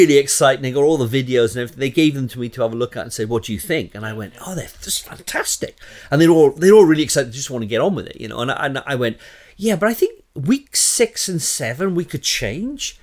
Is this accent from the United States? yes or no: no; Southeast Wales, United Kingdom; moved away as an adult; now in Luton, United Kingdom; I'm originally from Wales, Southeast Wales